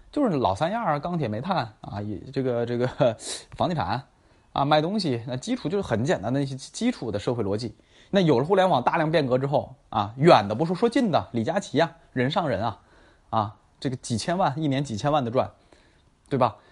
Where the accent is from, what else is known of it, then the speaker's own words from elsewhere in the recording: Tangshan, Hebei, China; 霸州啊，是我老家啊，河北霸州，我不是霸州的，我是唐山的啊